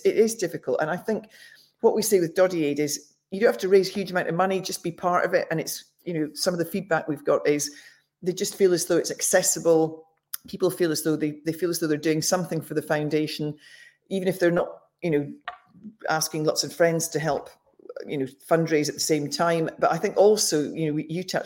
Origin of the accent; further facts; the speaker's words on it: Hawick, Scotland, United Kingdom; also born or lived in Jedburgh; I was born in Hoik